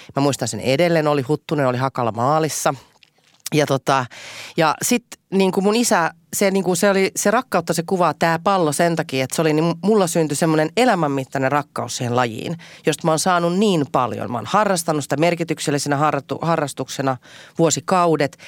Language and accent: Finnish; Helsinki, Uusimaa, Finland; enemmän vielä kuin helsinkiläinen, niin mä oon Itä-Helsinkiläinen